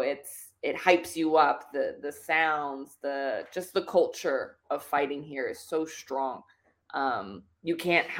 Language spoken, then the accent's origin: English; Philadelphia, Pennsylvania, United States; moved away as an adult; now in Thailand